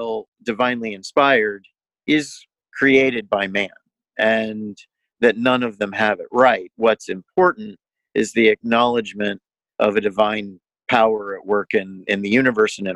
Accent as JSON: {"language": "English", "town": "Indianapolis", "region": "Indiana", "country": "United States", "tie": "born or raised there", "said": "I grew up here in Indianapolis, 4 blocks away from the woman who would become my wife"}